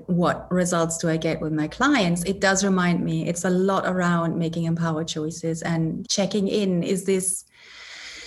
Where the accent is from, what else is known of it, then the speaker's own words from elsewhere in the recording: Germany; moved away as an adult; now in Edinburgh, United Kingdom; I'm originally German, born and raised in Germany.